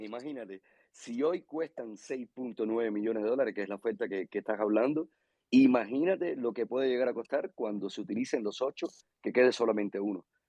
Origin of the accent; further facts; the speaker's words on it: Cuba; soy de Cuba